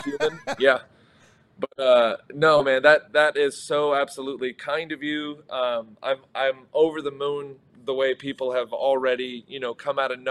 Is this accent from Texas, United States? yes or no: yes; Texas, United States; I'm not from Michigan. I'm from Texas